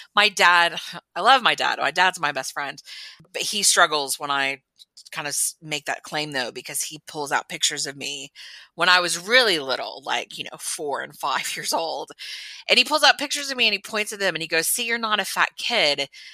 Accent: Texas, United States; I was born and raised in Texas in the United States

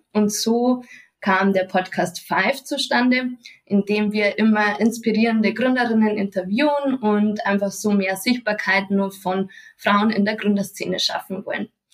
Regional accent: Munich, Bavaria, Germany; komme ich aus Bayern und zwar aus München

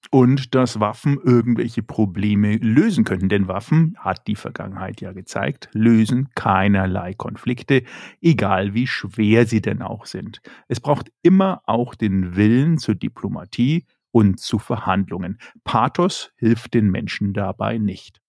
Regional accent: Germany; bei uns in Deutschland und Europa

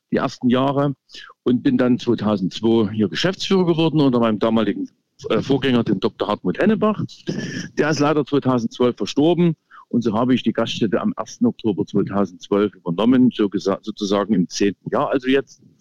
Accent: Leipzig, Saxony, Germany; gebürtiger Leipziger, bin sogar in Gohlis aufgewachsen. Und Gohlis ist also einer der beliebtesten, einer der schönsten Wohnstandorte in Leipzig

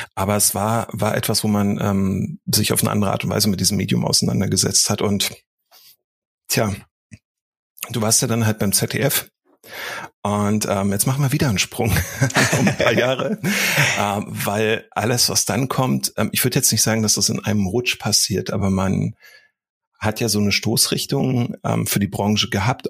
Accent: Berlin, Germany; moved away; also born or lived in Dresden; Also ich bin ja in Berlin groß geworden und erst später nach Dresden gezogen

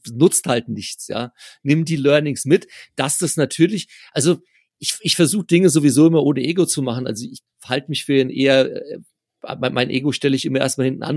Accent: near Frankfurt, Hesse, Germany; ich komme aus der Nähe von Frankfurt

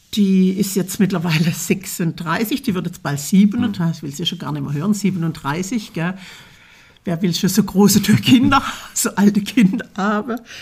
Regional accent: Bieringen, Baden-Württemberg, Germany; now in Fulda, Germany; Ich komme aus Bieringen an der Jagd. das ist in der Nähe von Berlichingen

